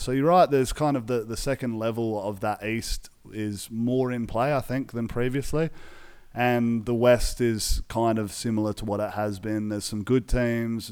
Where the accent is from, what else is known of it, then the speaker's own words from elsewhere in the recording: Australia; we're Aussie guys.